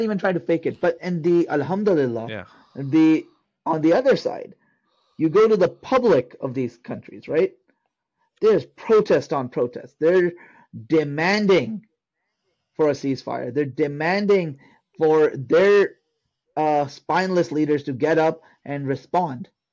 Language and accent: English; Pakistan; I'm a Pakistani Sayyid of Sayyid descent, meaning I'm of Arab descent, of Hijazi descent